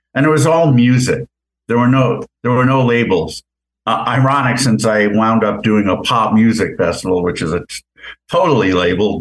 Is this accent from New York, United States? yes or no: yes; Poughkeepsie, New York, United States; also born or lived in Rockland County, New York; I grew up in Poughkeepsie, lived there till I was 13, then moved down to Rockland County, to a little closer to Manhattan.